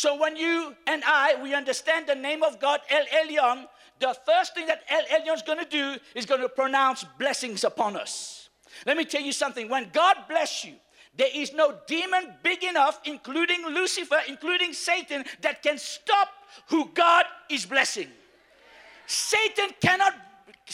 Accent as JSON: {"language": "English", "country": "Mauritius", "said": "I am from Mauritius"}